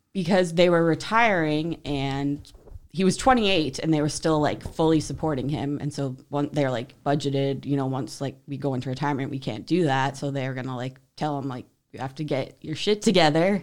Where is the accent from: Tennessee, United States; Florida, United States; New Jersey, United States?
New Jersey, United States; moved away; also born or lived in Utah; I grew up in New Jersey